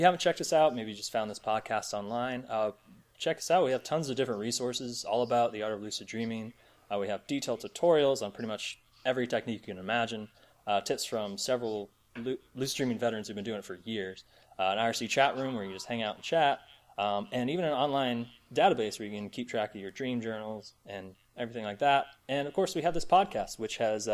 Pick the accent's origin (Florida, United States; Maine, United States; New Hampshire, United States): Florida, United States; St. Petersburg; moved away as an adult; now in Virginia, United States; born and raised in St. Petersburg, Florida